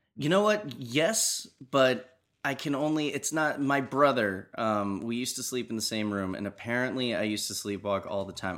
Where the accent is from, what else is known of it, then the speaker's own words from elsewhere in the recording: New Jersey, United States; I'm from the East Coast